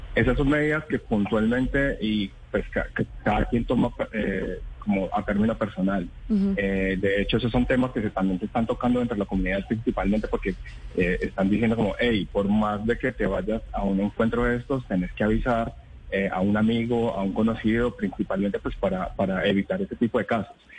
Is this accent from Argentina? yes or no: no; Villavicencio, Meta, Colombia; also born or lived in Bogotá; now in Medellín, Colombia; yo soy de Villavicencio, viví mucho tiempo en Bogotá